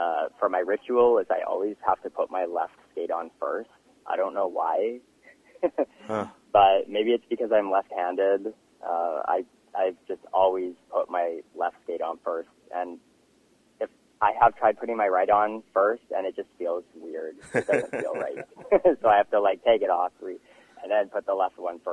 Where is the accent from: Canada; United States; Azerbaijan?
Canada; Castlegar, British Columbia; now in New Westminster, Canada; I moved back into my hometown, Castlegar.